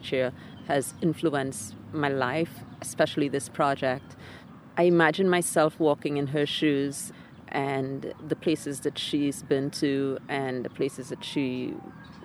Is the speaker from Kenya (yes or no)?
no; Trinidad & Tobago; now in Florida, United States; the place I grew up in Trinidad, the Lavender Hills